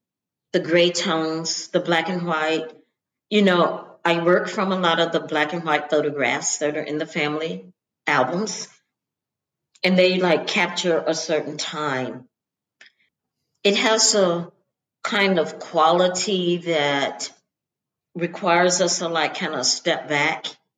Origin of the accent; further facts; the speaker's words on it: the South, United States; I mean, like my growing up in the South, and we certainly don't give out obituaries and pictures